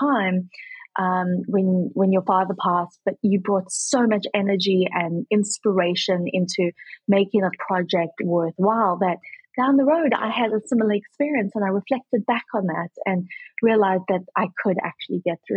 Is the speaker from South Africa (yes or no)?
yes; South Africa; moved away as an adult; also born or lived in Kentucky; now in United States